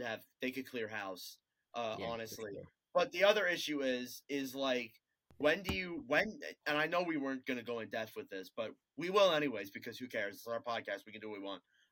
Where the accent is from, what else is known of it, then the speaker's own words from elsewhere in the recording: United States; We're both American